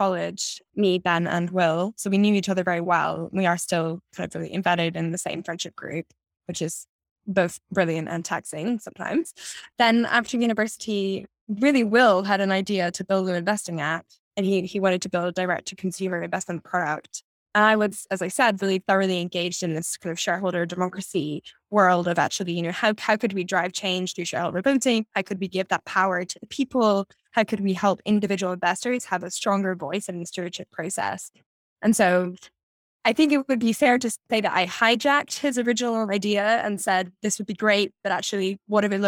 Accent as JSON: {"language": "English", "town": "Edinburgh", "region": "Scotland", "country": "United Kingdom", "tie": "born or raised there", "said": "I grew up in Edinburgh in Scotland."}